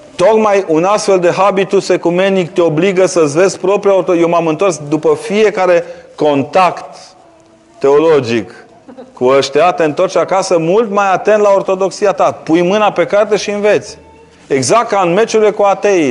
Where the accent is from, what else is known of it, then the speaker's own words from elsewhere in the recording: Transylvania, Romania; Eu, ca ardelean